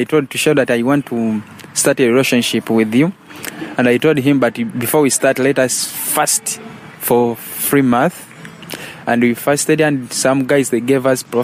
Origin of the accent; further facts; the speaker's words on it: Mityana, Central Region, Uganda; I was born in Mityana, and I moved in a small village called Makokoto in the district of Mvende near Mityana